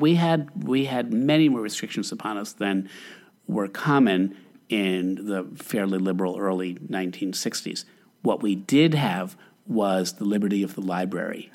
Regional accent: Albany, New York, United States; I grew up in Albany, New York

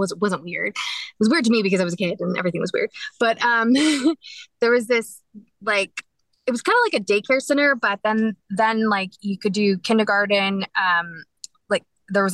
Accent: Dallas, Texas, United States; I was born in Dallas

